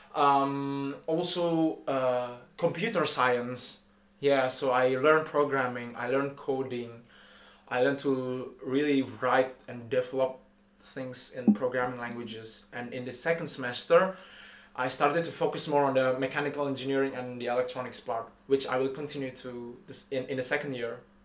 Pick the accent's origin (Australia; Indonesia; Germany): Indonesia; moved away as an adult; now in Paris, France; I am from Indonesia.